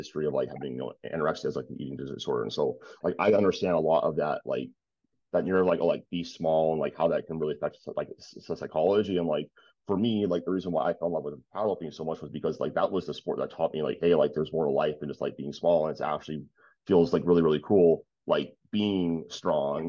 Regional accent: Detroit, Michigan, United States; I'm originally from like, so I was born in Detroit

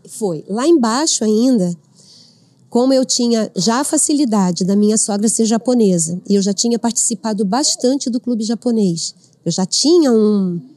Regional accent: Rio de Janeiro, Brazil; moved away as an adult; now in Avaré, Brazil; Eu sou do Rio

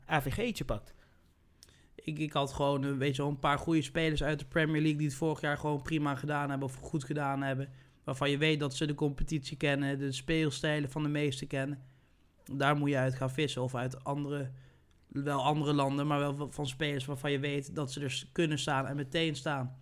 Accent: Netherlands; wij als Nederlanders

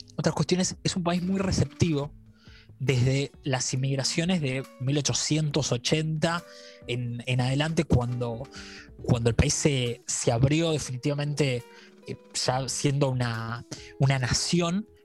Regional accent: Argentina; no somos agrandados los argentinos

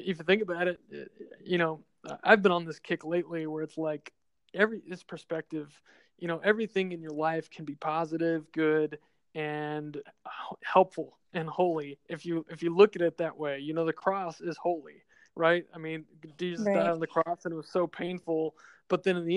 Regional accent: Austin, Texas, United States; moved away as an adult; now in San Antonio, United States; I grew up in Austin

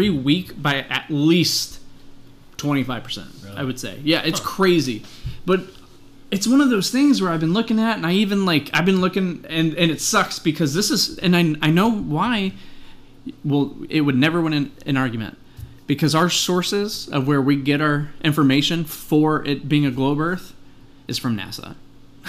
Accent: United States; we're American

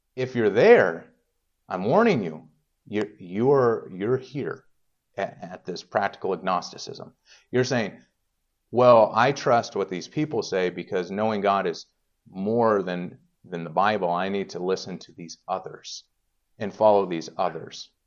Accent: Indiana, United States; moved away; I grew up in Indiana, but everybody, you know, was kind of, I don't know, Southern over there

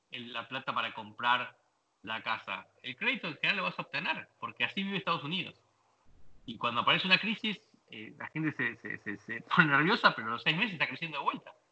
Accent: Argentina; moved away; yo me fui eh, de Argentina en el 2002. O sea, realmente romperte el culo todo el día, laburar como negro y no conseguir este, comprarte una casita

